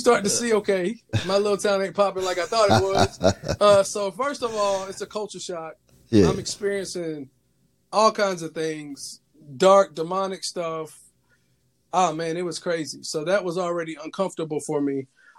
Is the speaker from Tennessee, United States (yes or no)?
yes; Tennessee, United States; born or raised there